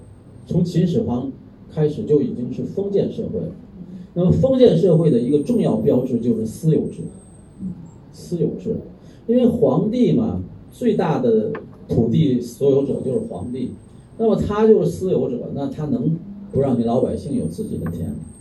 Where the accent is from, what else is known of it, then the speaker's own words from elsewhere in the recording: Thailand; Chinese is a second language; 我们有多少泰国人自己都没有看看自己的国家，是吧？去让外国人去看，现在正好外国人不来，我们泰国人自己去看吧，自己去玩吧，对不对？支持我们自己的国家不是很好。